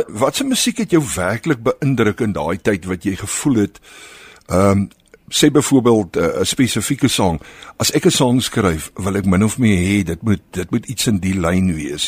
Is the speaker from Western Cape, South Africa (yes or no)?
yes; Malmesbury, Western Cape, South Africa; ek het op Mamesbury groot geword.